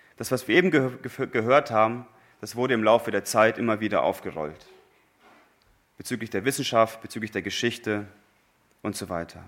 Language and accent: German; Germany; wir Deutsche